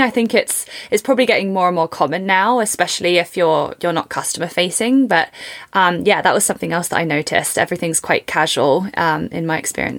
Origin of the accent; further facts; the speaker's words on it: England, United Kingdom; now in Canada; So coming from England, our national sports are completely different.